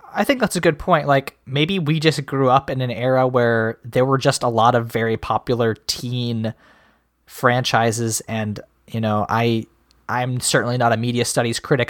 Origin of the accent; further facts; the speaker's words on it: Midwest, United States; as a Midwesterner